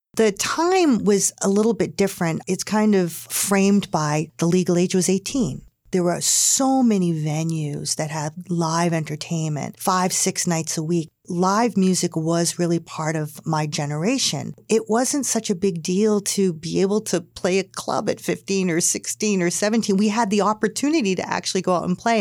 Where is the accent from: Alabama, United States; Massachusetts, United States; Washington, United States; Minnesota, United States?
Massachusetts, United States; Hingham; when I grew up in Hingham